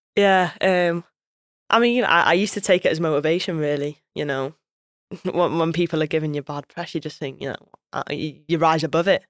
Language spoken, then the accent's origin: English; Wales, United Kingdom; I'm Welsh through and through as well